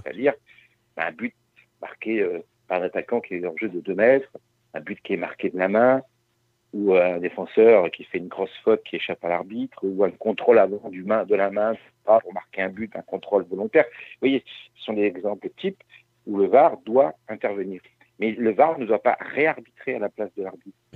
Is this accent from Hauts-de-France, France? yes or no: no; Brest, Brittany, France; je suis breton